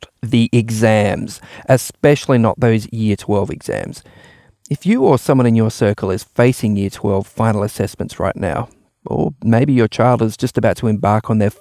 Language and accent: English; Adelaide, South Australia, Australia; when I was a teenager growing up in Adelaide